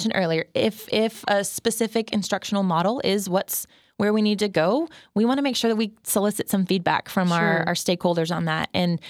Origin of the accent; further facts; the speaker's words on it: Garland, Texas, United States; Shout out to Dr. Bissett from Garland High School, senior English class.